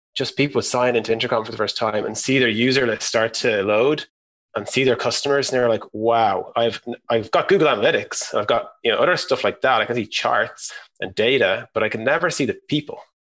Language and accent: English; Ireland; moved away as an adult; also born or lived in San Francisco, United States; We're all from Ireland